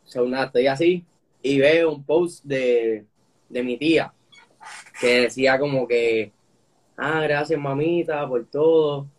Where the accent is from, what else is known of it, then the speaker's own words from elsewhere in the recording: Puerto Rico; soy boricua, nací aquí